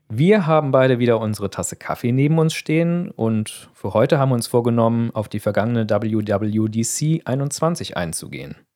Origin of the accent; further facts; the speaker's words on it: Germany